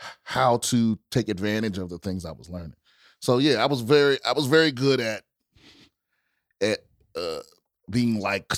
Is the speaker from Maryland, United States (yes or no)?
yes; Maryland, United States; also born or lived in Washington, District of Columbia, United States; I grew up in PG County, Maryland. So right outside of DC.